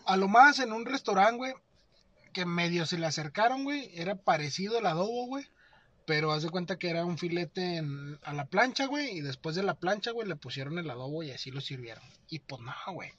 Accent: Mexico; como mexicano

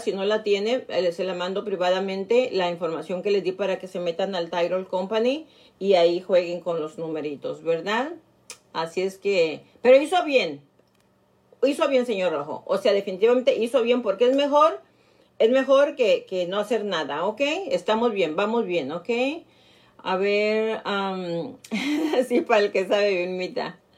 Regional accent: Nayarit, Mexico; moved away; mis paisanos de Nayarit, de mi pueblo

